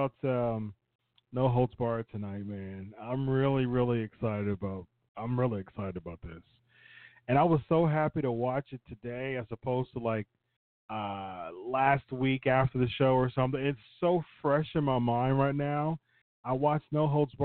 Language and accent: English; Ohio, United States; I'm from Ohio